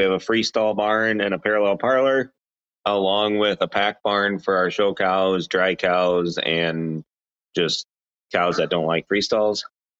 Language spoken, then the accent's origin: English; Washington, United States; now in Wisconsin, United States; I grew up on a Guernsey farm in Washington State, and then we moved to Wisconsin in 94.